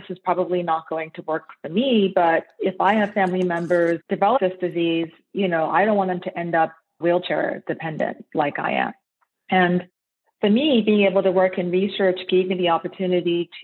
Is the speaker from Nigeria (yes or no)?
yes; Nigeria; now in United States; I'm actually Nigerian originally. So I was born in Nigeria and I immigrated to the United States in 1994